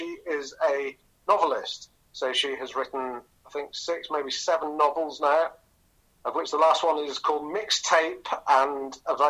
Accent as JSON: {"language": "English", "town": "Southport", "region": "North West England", "country": "United Kingdom", "tie": "born or raised there", "said": "I come from Southport, which is... about 17 miles further up the coast."}